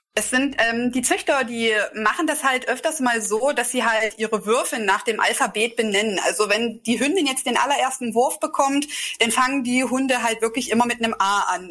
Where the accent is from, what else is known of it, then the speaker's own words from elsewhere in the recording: Delitzsch, Saxony, Germany; also born or lived in Bernburg, Saxony-Anhalt; Also ich komme aus Delitzsch, das liegt ganz in der Nähe bei Leipzig